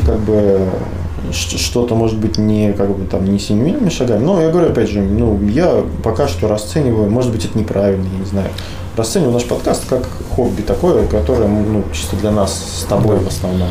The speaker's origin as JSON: {"language": "Russian", "town": "Kursk", "region": "Kursk Oblast", "country": "Russia", "said": "мы типа вот из Курска"}